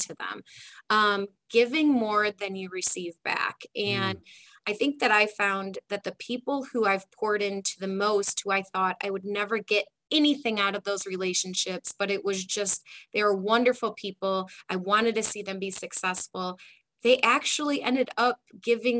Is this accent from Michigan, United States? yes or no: yes; Detroit, Michigan, United States; I grew up in the Detroit area.